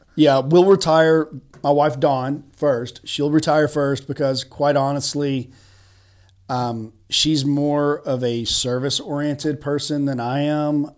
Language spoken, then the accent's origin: English; Chattanooga, Tennessee, United States; also born or lived in Birmingham, Alabama / Washington, D.C. / Nashville, Tennessee; I grew up in Tennessee. I'm from East Tennessee, Chattanooga in particular